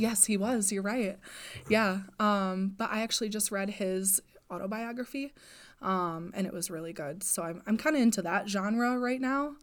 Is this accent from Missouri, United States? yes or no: no; Wausau, Wisconsin, United States; also born or lived in Marshfield, Wisconsin; I'm originally from Wausau, so I spend a lot of time there.